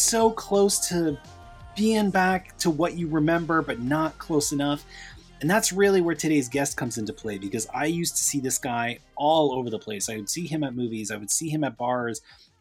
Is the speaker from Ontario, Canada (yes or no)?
yes; Toronto, Ontario, Canada; here in my hometown of Toronto